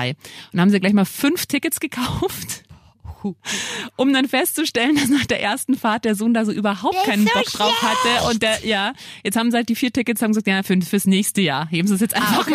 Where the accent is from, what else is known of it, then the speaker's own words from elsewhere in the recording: Bavaria, Germany; ich komme ja, ich bin ja in Niederbayern aufgewachsen.